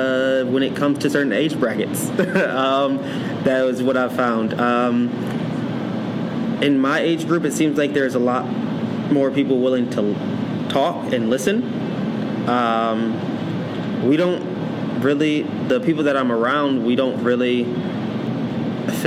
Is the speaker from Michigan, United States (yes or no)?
yes; Lansing, Michigan, United States; now in Detroit, United States; Growing up in Lansing area, it's mostly you grew up around white America